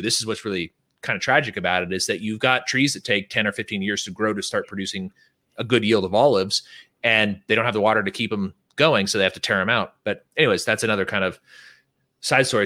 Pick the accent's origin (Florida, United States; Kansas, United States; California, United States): California, United States; Northern; also born or lived in San Diego; We're from the good part of California